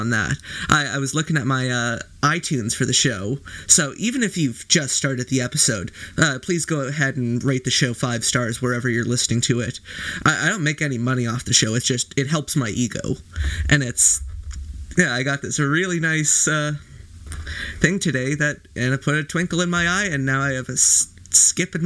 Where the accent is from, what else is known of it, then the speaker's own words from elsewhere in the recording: Canada; as a Canadian